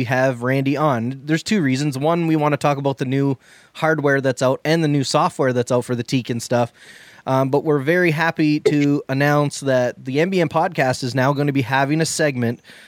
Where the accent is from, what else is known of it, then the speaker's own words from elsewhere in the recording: Canada; we're Canadian.